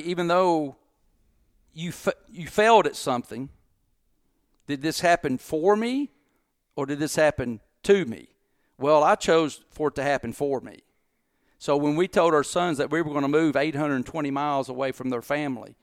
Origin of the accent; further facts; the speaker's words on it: Corbin, Kentucky, United States; also born or lived in Harlan County, Kentucky / Mount Sterling, Kentucky / Bowling Green, Kentucky; I was born in Harlan County, Kentucky. Uh, my mom and dad were raised in a coal mining camp called Black Star, which I lived there till I was three years old.